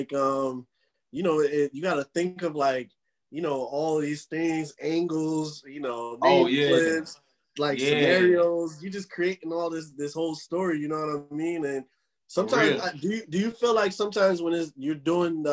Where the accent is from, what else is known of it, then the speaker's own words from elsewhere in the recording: New Jersey, United States; I'm from Jersey